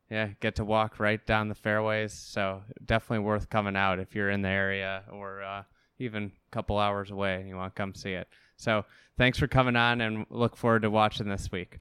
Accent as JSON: {"language": "English", "town": "Chicago", "region": "Illinois", "country": "United States", "said": "being a Chicagoan"}